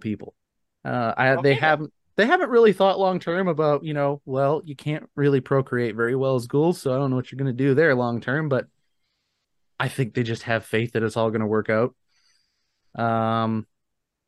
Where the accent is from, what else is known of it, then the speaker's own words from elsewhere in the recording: Canada; I'm a Canadian